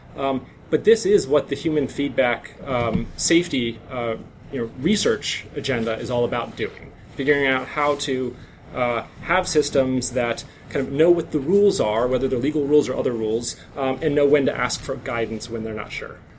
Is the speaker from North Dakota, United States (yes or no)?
yes; North Dakota, United States; now in San Francisco, United States; I'm from North Dakota